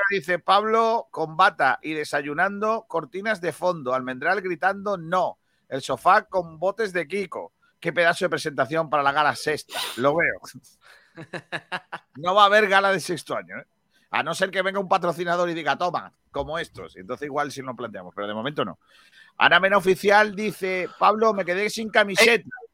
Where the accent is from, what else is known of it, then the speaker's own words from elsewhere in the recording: Rincón de la Victoria, Andalusia, Spain; yo soy de Rincón, entonces es mi alcalde